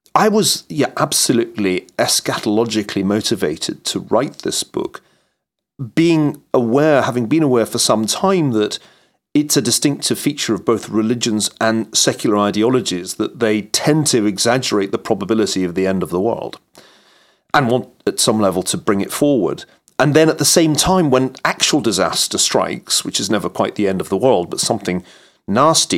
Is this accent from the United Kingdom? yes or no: yes; Scot, Scotland, United Kingdom; as a Scot, like Norman Stone, I was just better trained at maths than my English counterparts